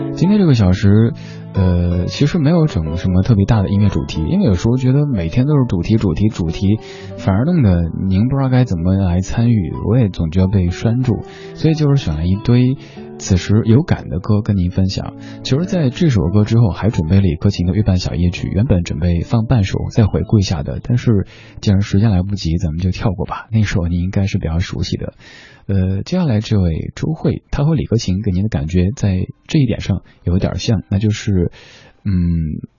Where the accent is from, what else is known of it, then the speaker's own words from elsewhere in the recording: Sichuan, China; accent: Sichuanese; now in Beijing, China; 我的家乡话，嗯，四川话